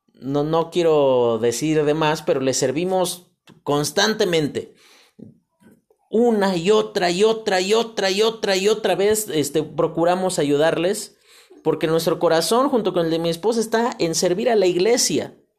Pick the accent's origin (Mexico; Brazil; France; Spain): Mexico; como mexicanos